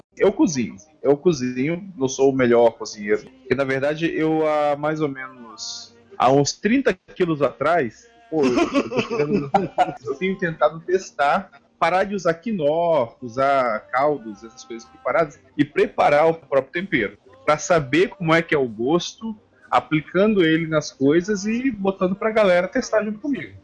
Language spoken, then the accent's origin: Portuguese; Espírito Santo, Brazil; now in Portugal; eu sou capixaba